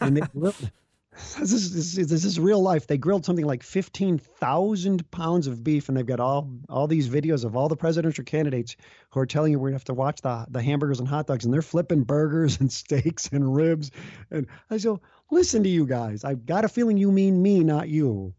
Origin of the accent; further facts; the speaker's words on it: Chicago, Illinois, United States; moved away as an adult; I grew up in the Chicago area